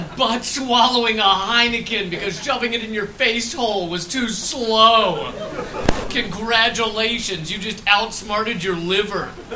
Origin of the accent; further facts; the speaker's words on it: United States; accent: American; you might be able to tell by the accent. I'm American.